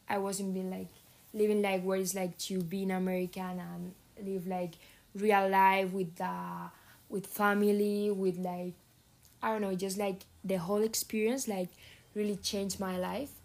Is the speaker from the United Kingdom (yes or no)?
no; near Madrid, Community of Madrid, Spain; English is a second language; moved away as an adult; now in San Diego, United States; I come from Spain, near Madrid.